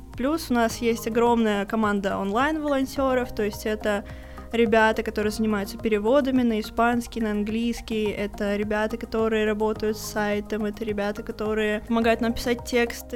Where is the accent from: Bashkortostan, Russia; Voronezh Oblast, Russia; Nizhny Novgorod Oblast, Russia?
Bashkortostan, Russia; Ufa; мы обе из Уфы